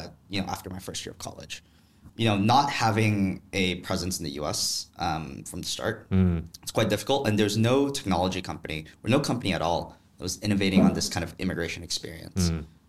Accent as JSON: {"language": "English", "region": "Ho Chi Minh City", "country": "Vietnam", "tie": "born or raised there", "also_born_or_lived": "Boston, United States", "moved": "as an adult", "lives_now": "United States", "said": "I was born and raised in Vietnam, in District 7."}